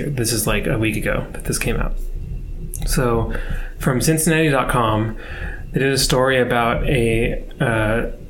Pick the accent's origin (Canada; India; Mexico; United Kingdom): United Kingdom; We're all British, yeah.